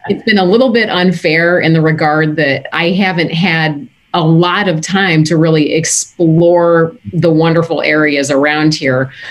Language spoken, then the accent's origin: English; United States; moved away as an adult; also born or lived in Canada / Baltimore; I'm born and raised American